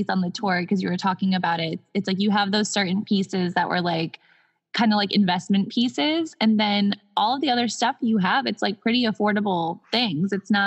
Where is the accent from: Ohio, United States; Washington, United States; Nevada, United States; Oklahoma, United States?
Nevada, United States; Henderson; I'm from Henderson, Nevada